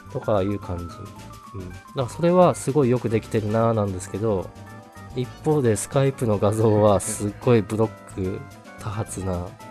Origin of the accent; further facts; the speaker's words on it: Tohoku, Japan; 東北東北出身なんですけどまあで盆地なんですけど